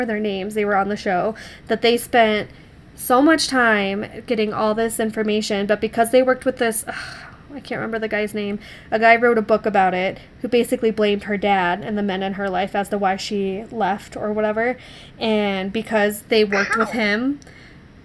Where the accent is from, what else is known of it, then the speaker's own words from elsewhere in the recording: Colorado, United States; I'm from Colorado, born and raised